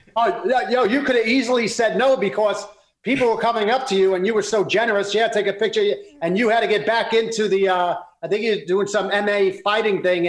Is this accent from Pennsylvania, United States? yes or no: no; New York City, New York, United States; we grew up in Brooklyn